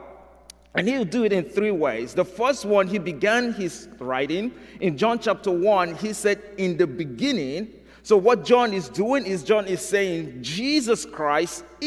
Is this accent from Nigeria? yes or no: yes; Nigeria; moved away; I'm from Nigeria